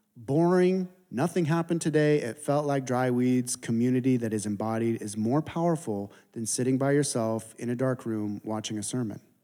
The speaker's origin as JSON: {"language": "English", "town": "San Diego", "region": "California", "country": "United States", "said": "I'm from San Diego"}